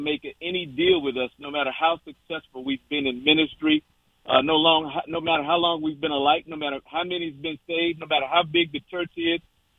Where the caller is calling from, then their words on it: Virginia Beach, Virginia, United States; This is Virginia Beach, Virginia.